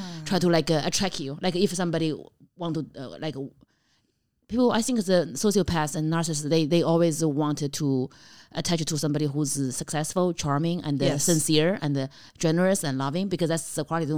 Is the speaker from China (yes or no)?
yes; China; English is a second language; moved away as an adult; also born or lived in Kentucky, United States; now in United States; being a Chinese person in America with no green card